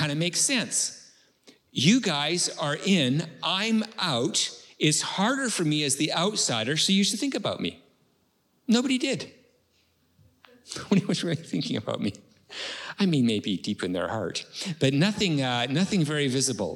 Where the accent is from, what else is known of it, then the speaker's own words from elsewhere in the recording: Canada; I'm from Canada